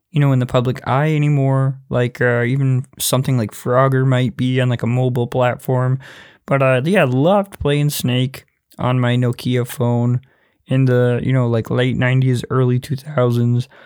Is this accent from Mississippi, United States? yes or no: yes; Mississippi, United States; I'm from Mississippi